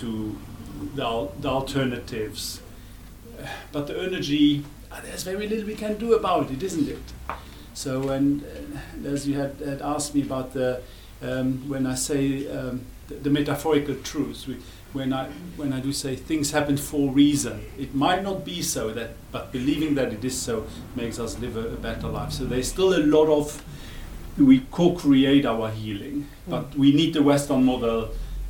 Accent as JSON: {"language": "English", "country": "Luxembourg", "second_language": "English", "moved": "as an adult", "lives_now": "South Africa", "said": "I'm not German, because Luxembourg is independent and we speak a dialect that split 1,000 years ago"}